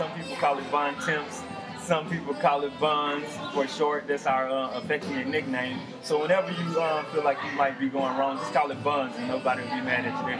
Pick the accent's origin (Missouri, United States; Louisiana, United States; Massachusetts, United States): Louisiana, United States; Shreveport; born and raised in Shreveport, grew up in Cedar Grove, graduated from Woodlawn.